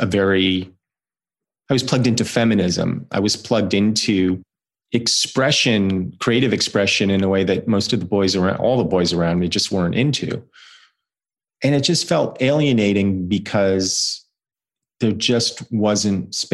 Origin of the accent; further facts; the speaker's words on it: New Jersey, United States; I grew up in New Jersey in the mid-1980s